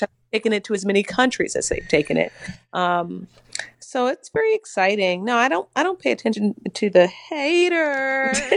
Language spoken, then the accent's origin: English; Mississippi, United States; also born or lived in Tennessee; now in New York, United States; As you know, I'm from Mississippi